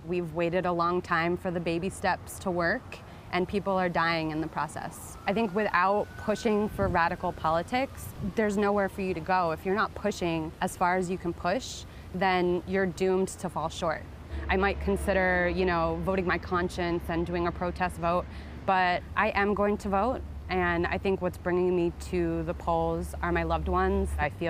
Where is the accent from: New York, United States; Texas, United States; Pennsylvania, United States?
New York, United States; New York City; I am from Queens, New York. I'm 30 years old.